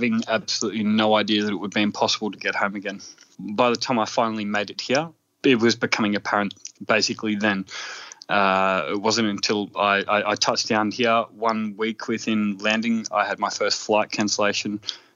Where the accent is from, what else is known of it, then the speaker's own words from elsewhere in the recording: Melbourne, Victoria, Australia; moved away as an adult; now in Berlin, Germany; the employer that I worked for back home in Melbourne